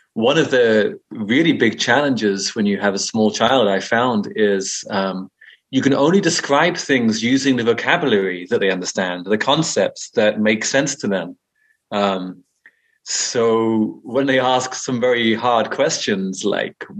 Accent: Brighton, South East England, United Kingdom; moved away as an adult; also born or lived in India; grew up in Brighton in England.

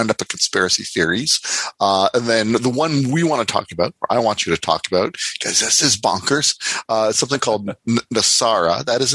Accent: Windsor, Ontario, Canada; I grew up in Windsor, Ontario, which is across the border

